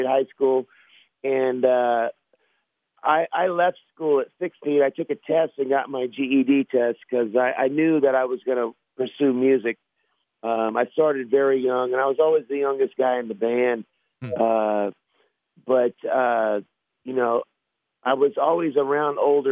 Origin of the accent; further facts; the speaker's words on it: Sacramento, California, United States; We're a small town band. We come from Sacramento area, which is up north.